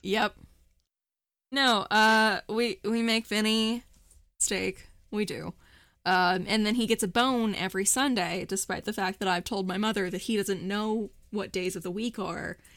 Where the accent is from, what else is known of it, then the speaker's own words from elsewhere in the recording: Morgantown, West Virginia, United States; Morgantown is finally, my hometown is having its first annual gay pride